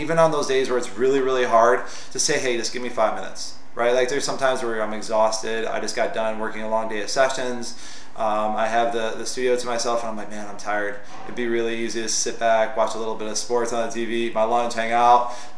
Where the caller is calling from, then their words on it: Seattle, Washington, United States; This is … from Seattle. I'm totally chill from Seattle. I'm having my Starbucks right now.